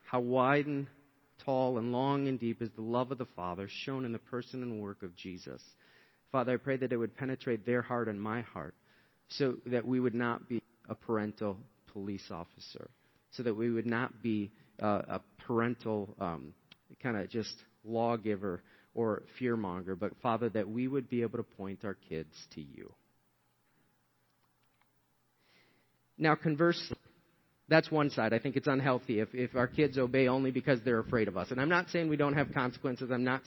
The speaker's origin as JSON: {"language": "English", "town": "Shakopee", "region": "Minnesota", "country": "United States", "tie": "born or raised there", "said": "we were raised in Shakopee, Minnesota, and we came into this 2-bedroom apartment."}